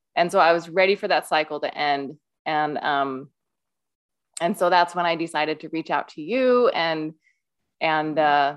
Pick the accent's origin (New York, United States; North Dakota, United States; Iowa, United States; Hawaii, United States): Iowa, United States; moved away as an adult; now in Utah, United States; I live in Utah. I grew up in Iowa and, uh, came out to Utah for school, for college